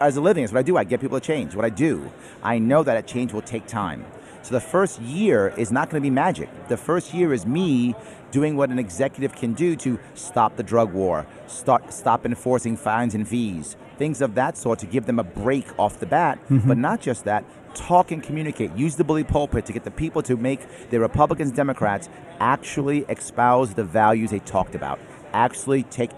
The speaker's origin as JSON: {"language": "English", "town": "New York City", "region": "New York", "country": "United States", "tie": "born or raised there", "said": "I'm a New Yorker, born and raised in New York City"}